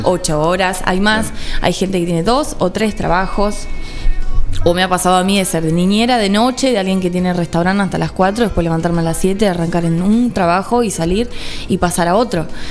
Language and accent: Spanish; Villa de Mayo, Buenos Aires Province, Argentina; also born or lived in Mar del Tuyú, Partido de la Costa; En Buenos Aires, en Gran Buenos Aires, en zona norte. En Villa de Mayo se llama la localidad. Eh, Ahí fui criada